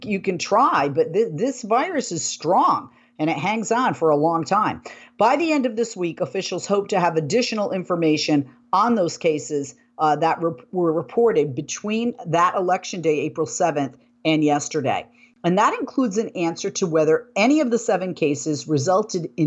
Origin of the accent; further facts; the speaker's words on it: Boston, Massachusetts, United States; moved away; where I grew up in the Boston area in Massachusetts